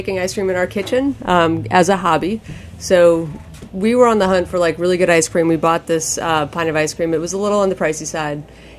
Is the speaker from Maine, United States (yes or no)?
yes; Maine, United States; born or raised there